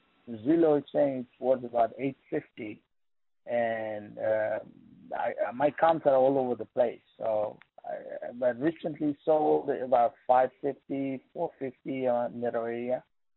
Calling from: New York, United States; I'm from New York.

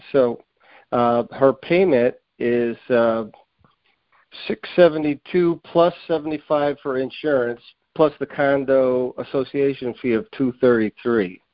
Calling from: Springfield, Massachusetts, United States; I'm calling from the Springfield, Massachusetts area

